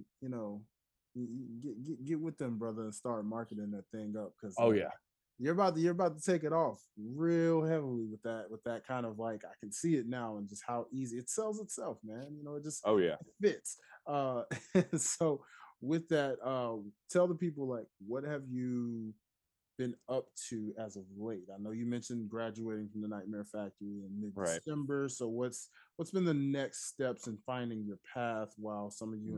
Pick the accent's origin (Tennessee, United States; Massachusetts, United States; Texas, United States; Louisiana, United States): Tennessee, United States; Memphis; moved away; I'm from Memphis, Tennessee originally